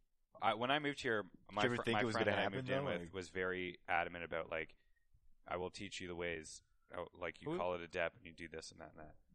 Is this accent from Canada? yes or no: yes; Blackstock, Ontario, Canada; I'm from a little tiny town called Blackstock, Ontario.